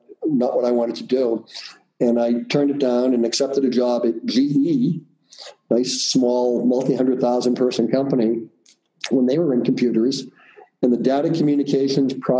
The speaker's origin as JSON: {"language": "English", "town": "Boston", "region": "Massachusetts", "country": "United States", "tie": "born or raised there", "accent": "Boston", "said": "I grew up in the heart of the city in a neighborhood called Dorchester"}